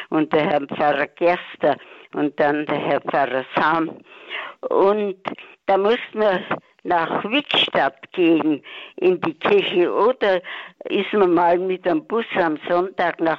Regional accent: Sudetenland, Czechia; now in Ursberg, Germany; Und wir, wir sind auch aus dem Sudetenland gewesen vor 77 Jahren, muss man fort.

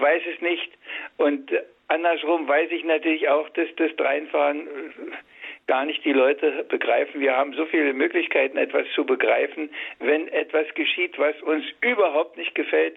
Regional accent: Brandenburg, Germany; Ich bin ein Urbrandenburger. Nur meine, meine Eltern sind von woanders

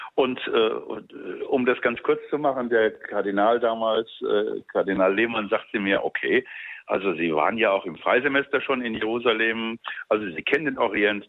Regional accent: Mainz, Rhineland-Palatinate, Germany; moved away as an adult; also born or lived in Dresden; now in Cairo, Egypt; meine äh, jugendliche Biografie, die ja von Mainz, wo ich geboren bin, dann über Dresden gegangen ist

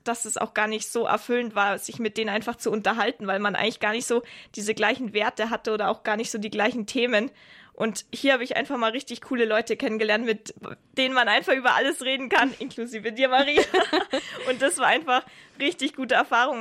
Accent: Augsburg, Bavaria, Germany; moved away; ich komme ja eigentlich aus Augsburg

